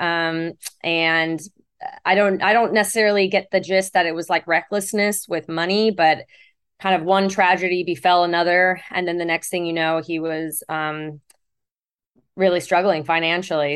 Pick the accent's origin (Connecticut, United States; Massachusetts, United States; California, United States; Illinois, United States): California, United States; Fountain Valley; also born or lived in Houston, Texas; was born in Fountain Valley, California